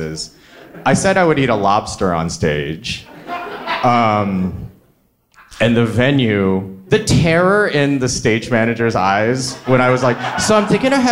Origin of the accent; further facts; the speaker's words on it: Michigan, United States; moved away; also born or lived in New York; I grew up in Michigan